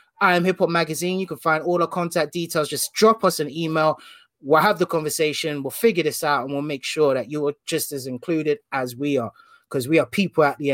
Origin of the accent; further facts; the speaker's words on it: London, United Kingdom; grew up whole life in West London, a place called Hanwell, very small town.